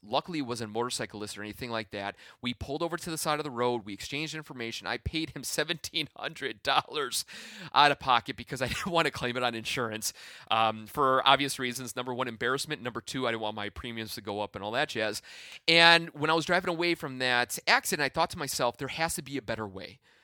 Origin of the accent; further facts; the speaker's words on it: Midwest, United States; I am from the Midwest